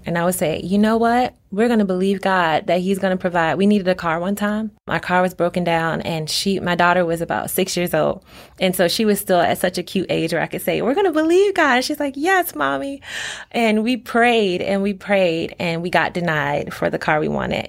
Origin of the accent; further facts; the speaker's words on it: Norfolk, Virginia, United States; I was born and raised in Norfolk, Virginia.